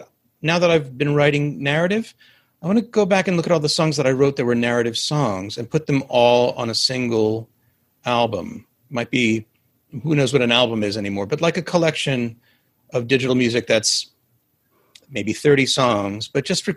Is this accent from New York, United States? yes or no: yes; New York City, New York, United States; I grew up in Manhattan